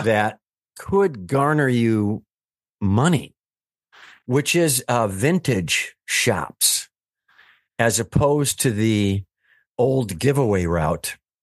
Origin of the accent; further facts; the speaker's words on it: Wisconsin, United States; I'm from Wisconsin, so we're nice